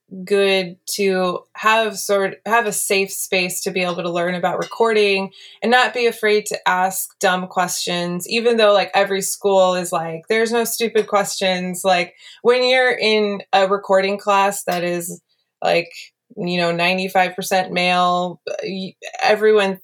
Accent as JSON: {"language": "English", "area": "the Bay Area", "region": "California", "country": "United States", "tie": "born or raised there", "said": "growing up in the Bay Area"}